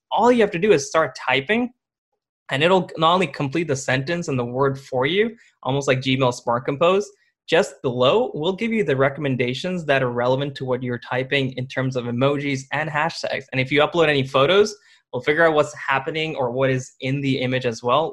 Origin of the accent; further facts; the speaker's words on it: India; moved away; I was born in India